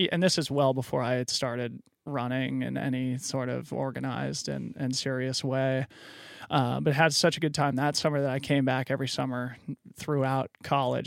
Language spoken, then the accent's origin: English; Boulder, Colorado, United States; also born or lived in Fort Collins, Colorado / Aspen, Colorado; I grew up in Boulder, Colorado